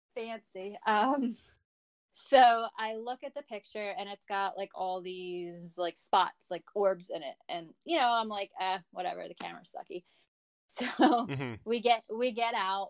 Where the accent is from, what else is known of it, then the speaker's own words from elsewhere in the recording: New Jersey, United States; I am from New Jersey